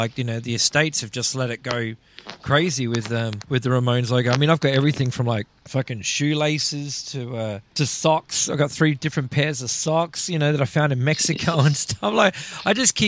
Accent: Melbourne, Victoria, Australia; my hometown

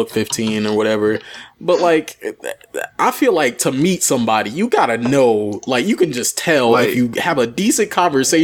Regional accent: Buffalo, New York, United States; I've been to the Buffalo side of Niagara Falls because that's where I'm from.

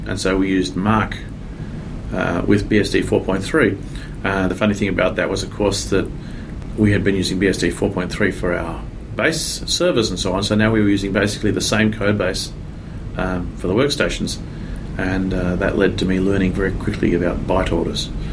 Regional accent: Australia; accent: Australian; moved away as an adult; now in San Francisco Bay Area, United States; I'm originally from Australia. Um, now here in uh, San Francisco Bay Area for 17 years, so I'm a bit mixed up as to where I belong

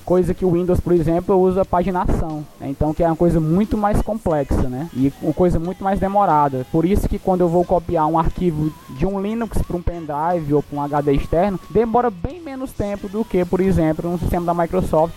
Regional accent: Maracanaú, Ceará, Brazil; eu sou de Ceará, né? Região metropolitana de Fortaleza, uma cidade, a segunda maior cidade do estado, denominada Maracanaú

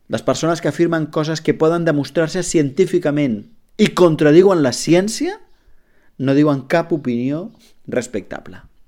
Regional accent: Catalonia, Spain; com a catalans

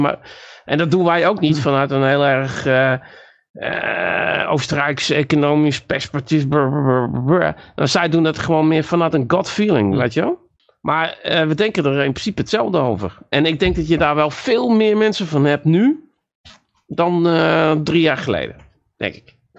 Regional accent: North Brabant, Netherlands; also born or lived in Friesland; ik kwam dan uit Brabant

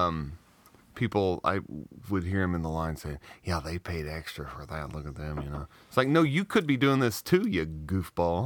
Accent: Southeast Missouri, United States; I grew up in Southeast Missouri

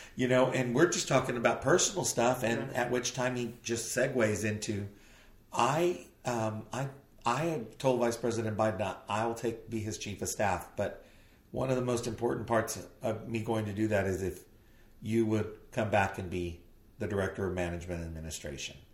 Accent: southern tip of Texas, United States; I was from Texas in the southern southern tip of Texas

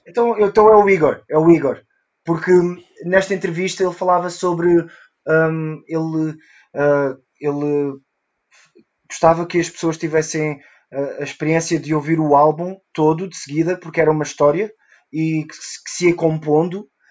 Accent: South Africa; first language Portuguese; moved away; Eu cresci na África do Sul

